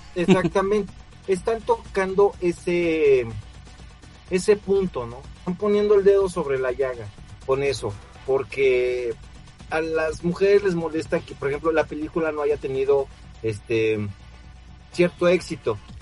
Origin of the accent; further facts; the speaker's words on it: Mexico; soy mexicano